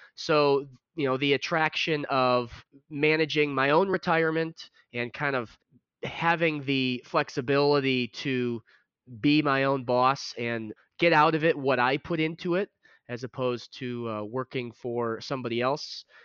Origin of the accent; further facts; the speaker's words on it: Chicago, Illinois, United States; growing up in the Chicago area